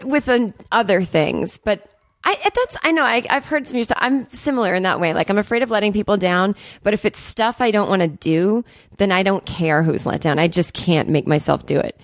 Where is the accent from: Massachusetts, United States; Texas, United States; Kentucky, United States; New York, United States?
Massachusetts, United States; Needham; I'm from Needham, Massachusetts, which is a kind of a wealthy suburb